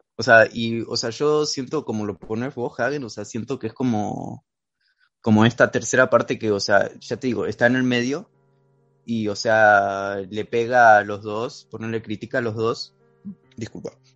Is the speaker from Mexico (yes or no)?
no; Argentina; accent: Argentine; yo soy argentino, no sé si lo notan por mi acento marcado